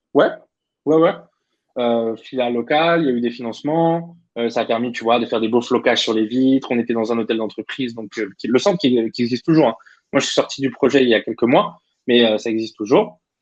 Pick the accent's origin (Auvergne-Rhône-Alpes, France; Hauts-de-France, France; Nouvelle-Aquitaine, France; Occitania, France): Auvergne-Rhône-Alpes, France; Clermont-Ferrand; also born or lived in Vichy; Donc, moi, je viens de Clermont-Ferrand